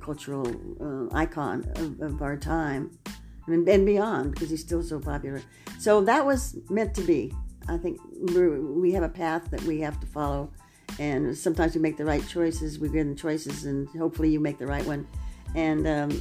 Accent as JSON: {"language": "English", "town": "Los Angeles", "region": "California", "country": "United States", "tie": "born or raised there", "said": "I was born in Hollywood and raised in Hollywood"}